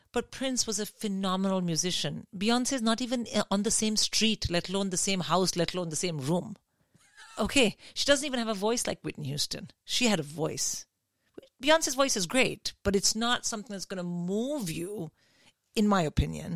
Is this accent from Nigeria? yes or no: no; India; now in United Kingdom; I grew up in India